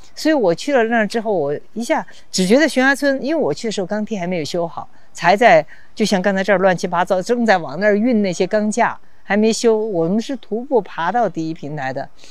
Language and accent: Chinese; Xichang, Sichuan, China; moved away as an adult; now in Chengdu, China; 所以所有的其实很年轻的记忆，成长的记忆都在这儿